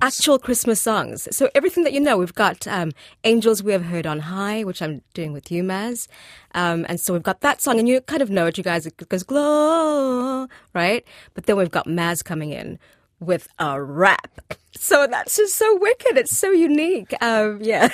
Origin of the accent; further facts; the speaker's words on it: Zimbabwe; moved away as an adult; now in New Zealand; I'm from Zimbabwe